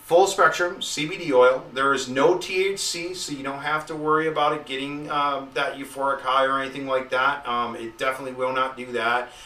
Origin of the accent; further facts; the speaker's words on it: Buffalo, New York, United States; moved away; I was from Buffalo